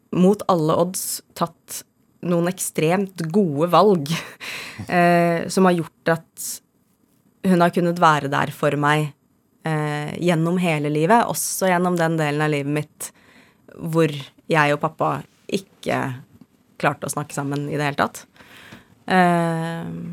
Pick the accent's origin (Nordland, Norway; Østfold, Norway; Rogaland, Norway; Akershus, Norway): Akershus, Norway; Skjetten; jeg er fra Skjetten utafor Lillestrøm